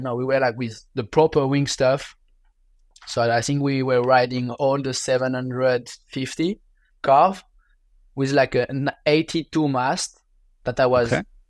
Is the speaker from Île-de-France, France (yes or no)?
no; Biarritz, Nouvelle-Aquitaine, France; English is a second language; with my parents, we moved when I was three years old in Biarritz, in in southwest of France, close to the water.